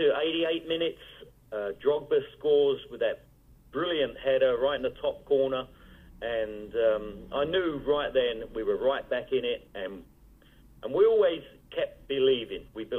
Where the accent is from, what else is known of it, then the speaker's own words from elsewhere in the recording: London, United Kingdom; now in Addison, Texas, United States; I was born in Hammersmith